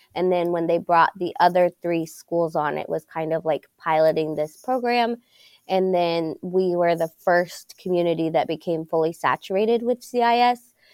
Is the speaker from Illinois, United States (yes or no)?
no; Pittsburgh, Pennsylvania, United States; I was born and raised in Pittsburgh, and, um, so I went through Pittsburgh school systems